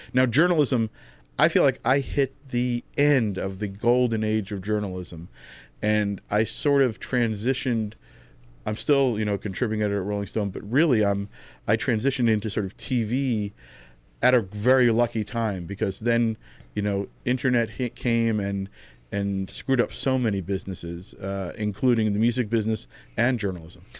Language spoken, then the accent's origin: English; Tenafly, New Jersey, United States; moved away as an adult; also born or lived in New York; now in Los Angeles, United States; I grew up in New Jersey